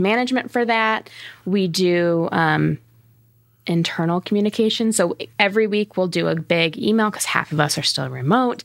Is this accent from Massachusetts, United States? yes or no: no; Fort Wayne, Indiana, United States; I grew up in Fort Wayne